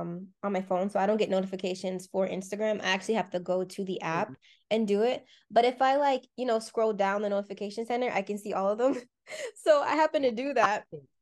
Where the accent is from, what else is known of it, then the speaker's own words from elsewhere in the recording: Deep South, United States; I was born and raised in the Deep South.